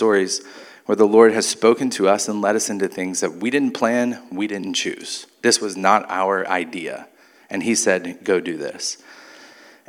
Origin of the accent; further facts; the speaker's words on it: Mobile, Alabama, United States; moved away; also born or lived in San Antonio, Texas; I grew up in Mobile.